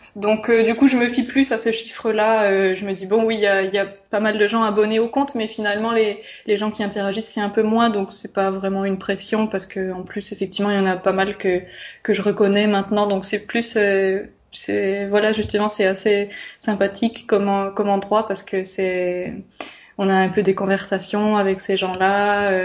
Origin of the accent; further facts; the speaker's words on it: Bourgogne-Franche-Comté, France; moved away as an adult; now in Florence, Italy; je viens de Franche-Comté et du coup c'est une région très rurale en France